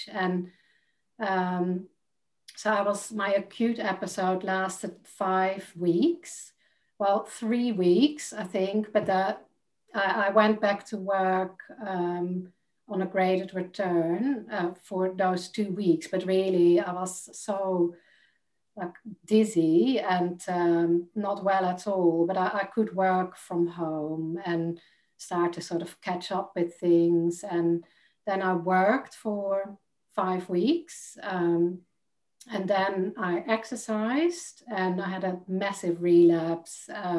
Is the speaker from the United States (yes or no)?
no; Netherlands; English is a second language; now in United Kingdom; And when I moved from Holland to the UK, I noticed that people didn't understand ….